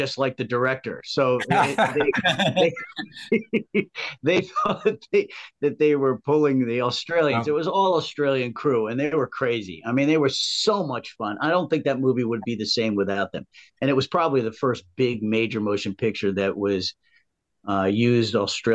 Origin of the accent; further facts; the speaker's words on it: Rye, New York, United States; I'm from Rye, New York, very conservative